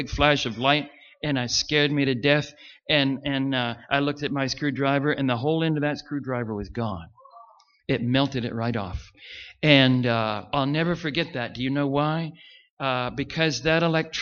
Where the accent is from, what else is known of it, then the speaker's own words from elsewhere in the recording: Richmond, Virginia, United States; Richmond, Virginia, that's my hometown